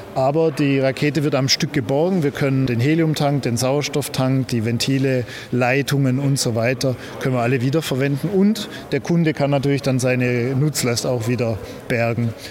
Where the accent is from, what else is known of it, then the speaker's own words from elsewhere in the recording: Heilbronn region, Baden-Württemberg, Germany; wir kommen hier beide aus der Region Heilbronn